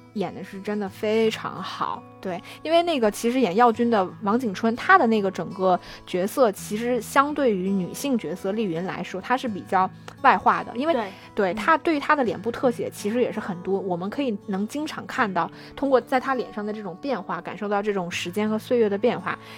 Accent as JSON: {"language": "Chinese", "country": "China", "said": "我们中国人可能会觉得非常地细腻"}